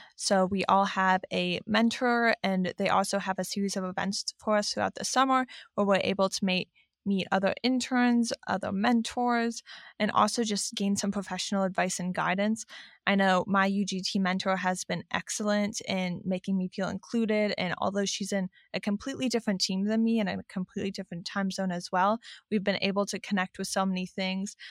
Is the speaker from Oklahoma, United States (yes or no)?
no; Cleveland, Ohio, United States; moved away as an adult; I'm originally from Cleveland, Ohio